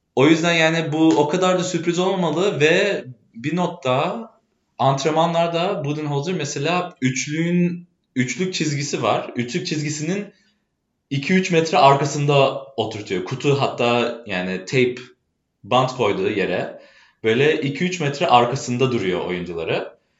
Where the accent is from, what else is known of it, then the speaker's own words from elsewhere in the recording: Chicago, Illinois, United States; Turkish is a second language; moved away as an adult; now in Boston, United States; Ben asıl doğma büyüme Chicago'luyum. O yüzden Türkçemde bazı kelimeler farklı gelebilir.